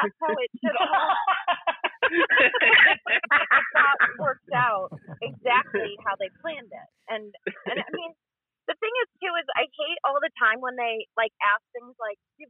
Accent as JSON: {"language": "English", "region": "Wisconsin", "country": "United States", "said": "We're from Wisconsin"}